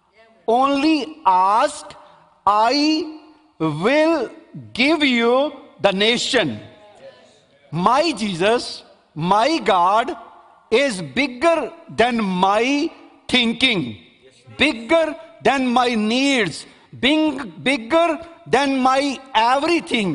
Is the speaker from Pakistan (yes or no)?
yes; Pakistan; I am Pakistani guy